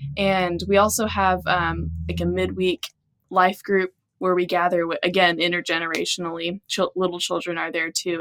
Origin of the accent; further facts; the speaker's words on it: Texas, United States; growing up in Texas